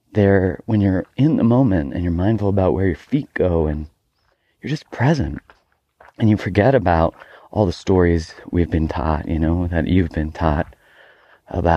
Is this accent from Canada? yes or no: yes; Calgary, Alberta, Canada; moved away; I grew up in Calgary, Alberta, Canada